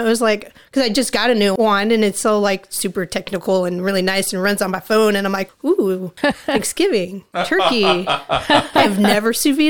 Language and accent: English; United States; So I grew up in the woods. My dad, you know, we grew up in Lake County pretty much my whole life and always done camping and up in the woods.